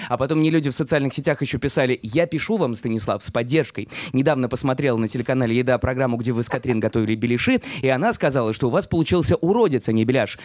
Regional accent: Saint Petersburg, Russia; moved away as an adult; now in Israel; в Санкт-Петербурге, откуда я родом

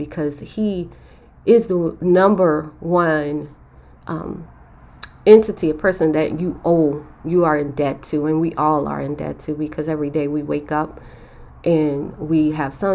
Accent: Chicago, Illinois, United States; We grew up in Chicago in the inner city in an area called K-Town

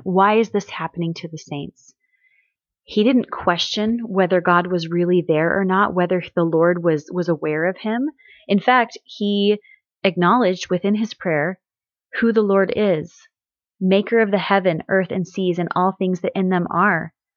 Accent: Missouri, United States; I grew up in Missouri

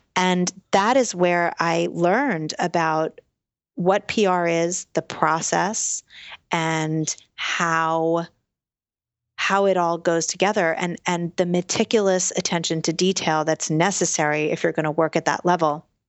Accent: New York City, New York, United States; I'm born and raised in New York City

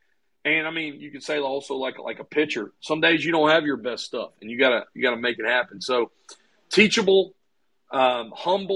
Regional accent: Laurel, Mississippi, United States; also born or lived in New Orleans, Louisiana; They adopted me about a month after I was born in 1983 and brought me to Laurel

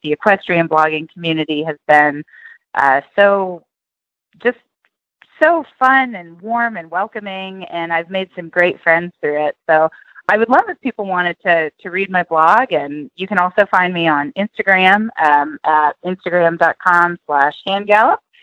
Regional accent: Tennessee, United States; now in Oklahoma, United States; I grew up in Tennessee

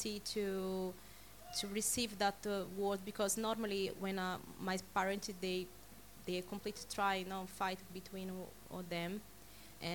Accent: Belo Horizonte, Minas Gerais, Brazil; now in United Kingdom; I'm from Brazil. My church in Brazil is called Batista Church. Batista Getsemani in Belo Horizonte

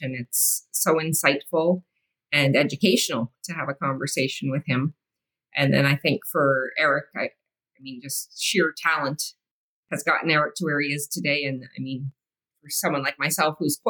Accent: Canada; Being Canadian

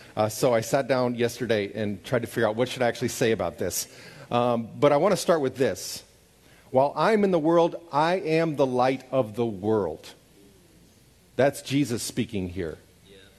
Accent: Overland Park, Kansas, United States; moved away as an adult; also born or lived in Kyiv, Ukraine / St. Petersburg, Russia; where I grew up so that they could see my home. And I loved my little house in Overland Park, Kansas

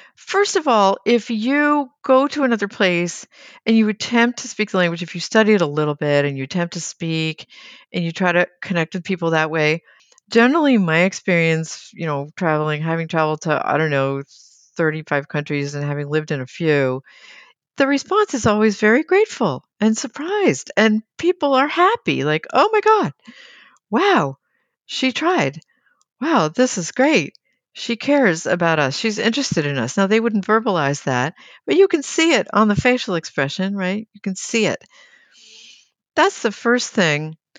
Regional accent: United States; a U S-based, American-born project manager

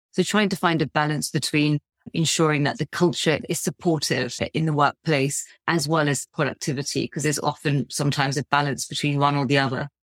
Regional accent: United Kingdom; my sort of identity as a British Asian

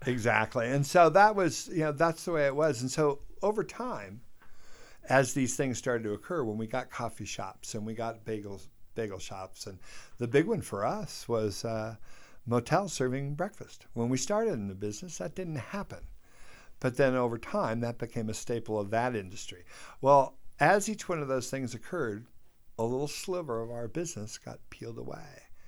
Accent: near Lake Tahoe, Northern California, United States; moved away as an adult; now in Jackson Hole, United States; Sent on a bus from Northern California, where I grew up near Lake Tahoe

